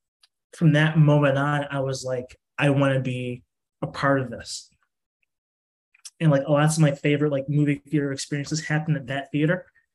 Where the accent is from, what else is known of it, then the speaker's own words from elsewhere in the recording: Streamwood, Illinois, United States; I grew up in Streamwood, Illinois, on the corner of like Mayfield and Sunset.